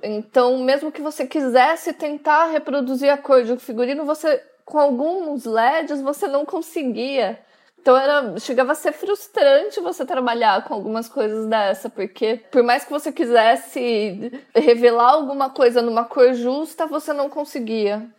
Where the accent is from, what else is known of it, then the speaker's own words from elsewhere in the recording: Vinhedo, São Paulo, Brazil; moved away as an adult; now in Milan, Italy; eu sou de Vinhedo